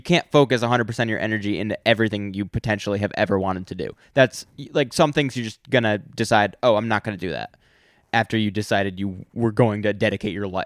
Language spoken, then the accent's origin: English; United States; I'm an American